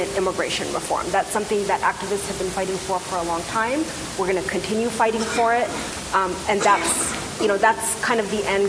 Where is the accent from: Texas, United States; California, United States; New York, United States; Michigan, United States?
California, United States; as a Californian, pretty much a lifelong Californian